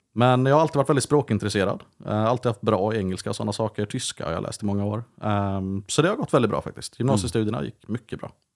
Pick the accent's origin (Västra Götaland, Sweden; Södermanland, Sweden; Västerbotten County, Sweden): Västra Götaland, Sweden; Vänersborg; also born or lived in Uddevalla; hamnade jag i Vänersborg av alla platser